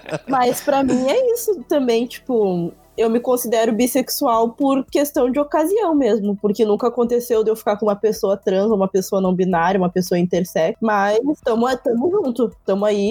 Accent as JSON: {"language": "Portuguese", "region": "Rio Grande do Sul", "country": "Brazil", "said": "eu sou do Rio Grande do Sul"}